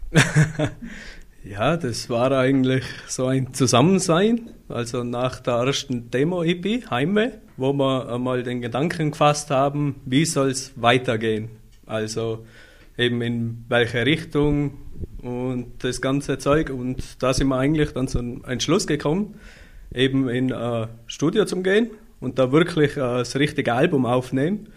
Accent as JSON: {"language": "German", "country": "Austria", "tie": "born or raised there", "said": "ich bin eigentlich der einzig gebürtige Österreicher in der kompletten Band"}